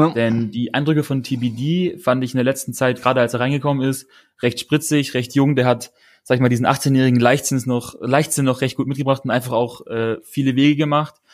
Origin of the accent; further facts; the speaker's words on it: Stuttgart, Baden-Württemberg, Germany; ich bin in Stuttgart geboren und aufgewachsen, wohne auch immer noch in Stuttgart.